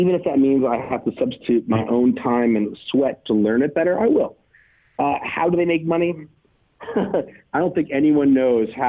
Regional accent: United States; I'm an American

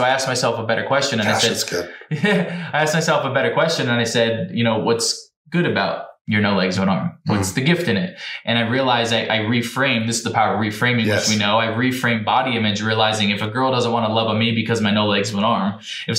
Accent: New Jersey, United States; I'm from New Jersey

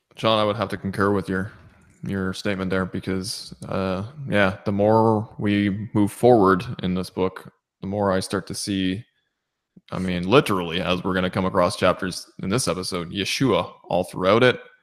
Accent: Southern Ontario, Canada; now in Nova Scotia, Canada; I was born and raised in Southern Ontario.

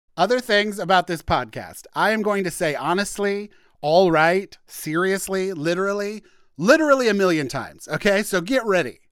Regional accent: Warrenton, Missouri, United States; moved away; I grew up on a farm in a little town called Warrenton, Missouri

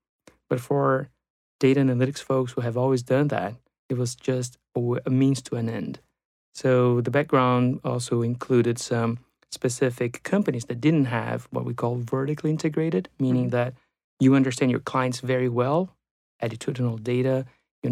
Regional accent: Brazil; moved away as an adult; now in United States; I'm also from Brazil, so I took those two courses in Brazil. And I came to the U.S. for my MBA in late 1999.

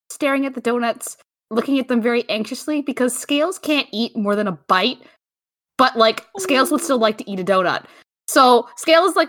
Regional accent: Canada; I'm Canadian.

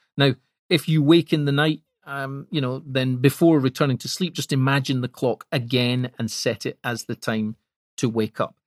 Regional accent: Scotland, United Kingdom; I'm Scottish

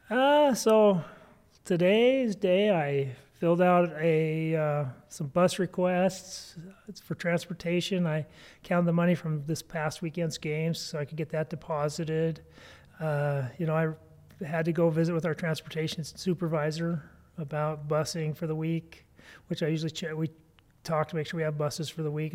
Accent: East Helena, Montana, United States; I grew up in East Helena.

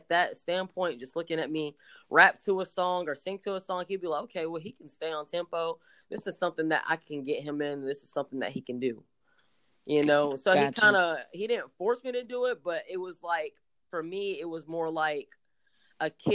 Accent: Texas, United States; also born or lived in Oklahoma City, Oklahoma; I was born in Oklahoma City, but I was raised in Texas

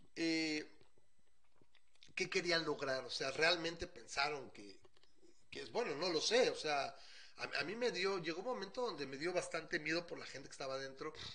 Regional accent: Mexico City, Mexico; como buen chilango

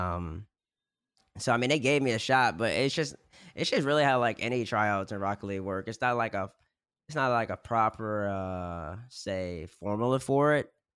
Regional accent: Baton Rouge, Louisiana, United States; I'm from Louisiana, Baton Rouge already, so I was gonna go to LSU regardless

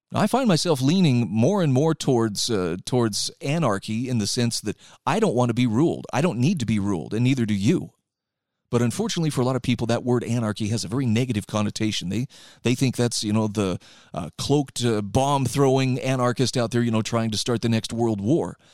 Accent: Utah, United States; in my home state of Utah right now

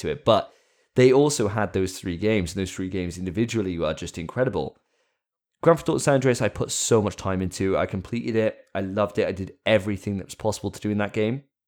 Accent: Wales, United Kingdom; I'm a Welshman

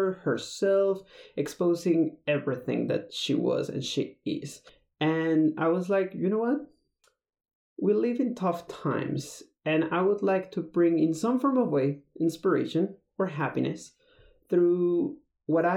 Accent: Mexico; moved away as an adult; also born or lived in Texas; I'm originally from Mexico, but I moved to the States because of work

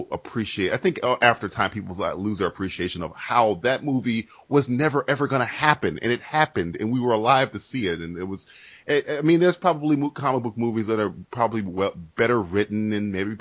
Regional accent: United States

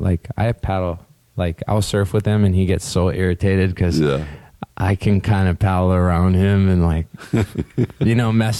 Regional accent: Hawaii, United States; I'm just lucky to be born and raised in Hawaii

